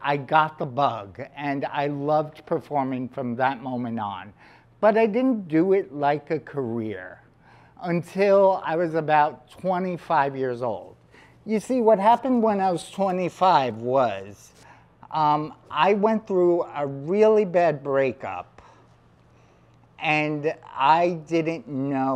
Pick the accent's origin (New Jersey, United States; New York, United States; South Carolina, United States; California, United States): New York, United States; New York City; she met me in Staten Island because that's where I'm from